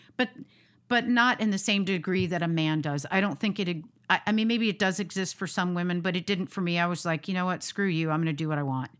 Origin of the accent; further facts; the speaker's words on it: United States; born American